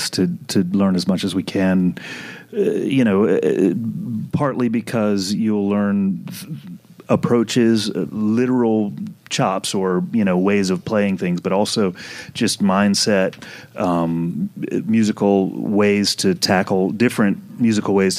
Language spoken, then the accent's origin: English; New Orleans, Louisiana, United States; I'm from New Orleans.